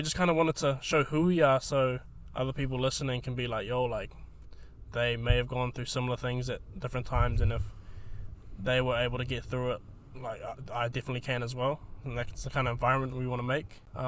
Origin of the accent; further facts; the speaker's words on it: Lower Hutt, Wellington, New Zealand; born and bred in Lower Hutt